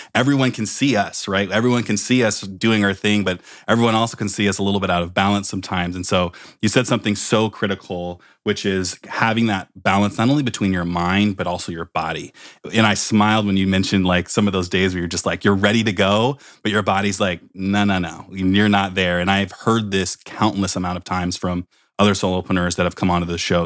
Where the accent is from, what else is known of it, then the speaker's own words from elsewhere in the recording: Oakland, California, United States; also born or lived in Palo Alto; I come from, I'm, I'm actually from Oakland